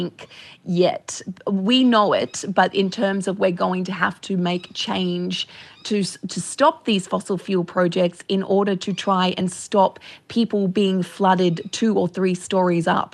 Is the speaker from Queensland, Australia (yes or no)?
yes; Gold Coast, Queensland, Australia; I grew up on the Gold Coast